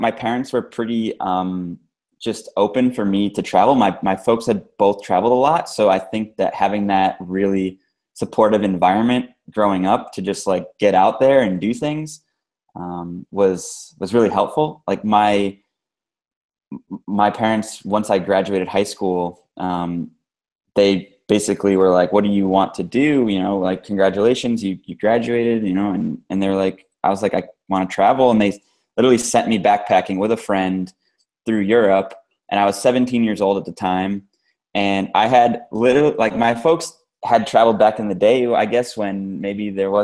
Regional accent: United States; I grew up in the States

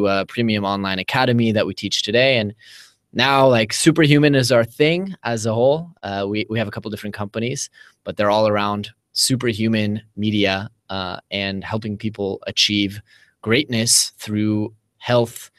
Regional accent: Bay Area, California, United States; moved away as an adult; now in Tel Aviv, Israel; my hometown, you know, in the Bay Area

